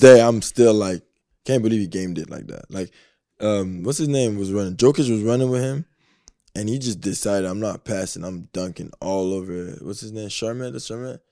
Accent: Canada; I am Canadian

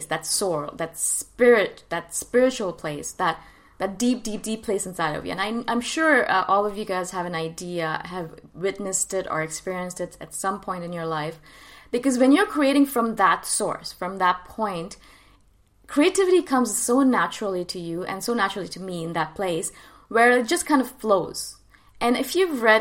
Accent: India; moved away; I am from India originally.

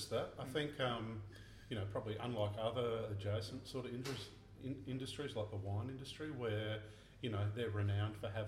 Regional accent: Adelaide, South Australia, Australia; moved away; I grew up in Adelaide

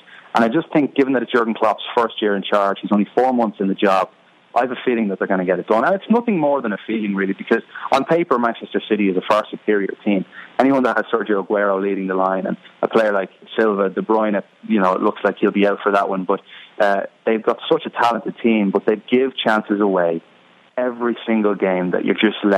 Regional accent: Dublin, Leinster, Ireland; moved away as an adult; now in United States; I'm from Dublin in Ireland, but my mother is from Chicago, Illinois

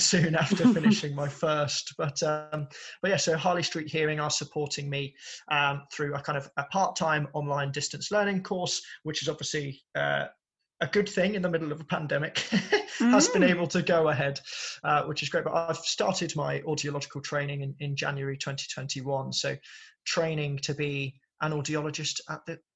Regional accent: Birmingham, West Midlands, United Kingdom; born and raised in Birmingham

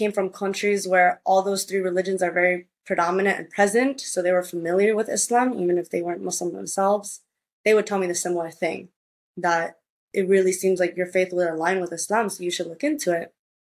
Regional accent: Puerto Rico; also born or lived in United States; And when I was in Puerto Rico, because I spent part of my childhood growing up in Puerto Rico back and forth between the states, the schools there are Catholic private schools.

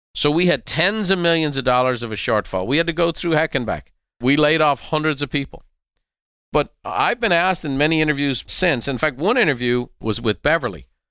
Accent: Dublin, Leinster, Ireland; our home that I grew up in Dublin

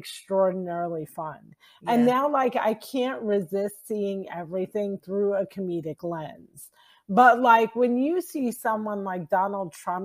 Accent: New Jersey, United States; I'm from New Jersey and our tongues are like legendary

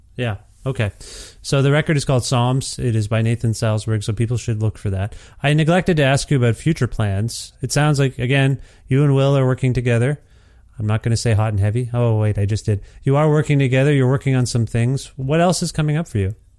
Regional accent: Canada; I'm Canadian

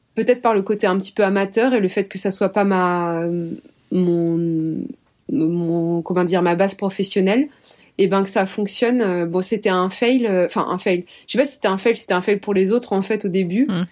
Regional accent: Brittany, France; je suis bretonne

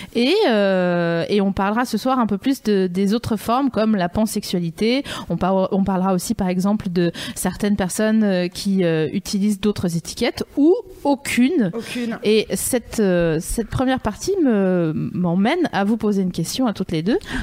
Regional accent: Vosges, Grand Est, France; je viens des Vosges

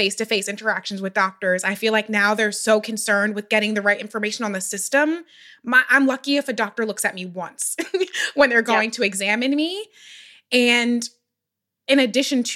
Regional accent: Philadelphia, Pennsylvania, United States; I'm from Philadelphia

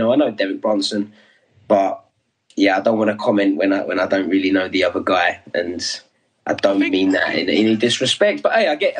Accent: London, United Kingdom; I'm the Londoner, why aren't I on it?

